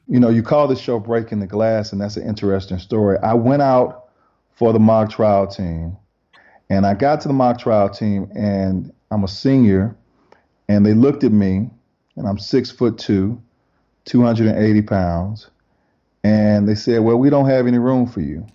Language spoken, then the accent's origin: English; Decatur, Georgia, United States; I grew up in Decatur, Georgia, right outside of Atlanta, Georgia.